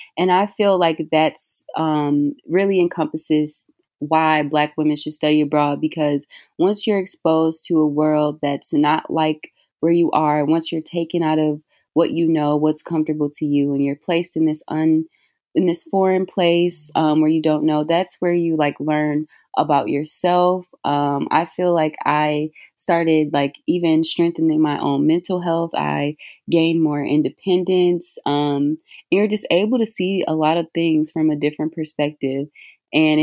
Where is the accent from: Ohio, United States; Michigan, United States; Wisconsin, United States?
Michigan, United States; Detroit; I'm from Detroit